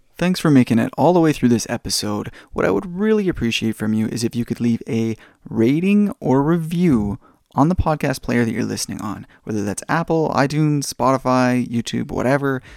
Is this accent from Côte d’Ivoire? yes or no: no; Canada; being a Canadian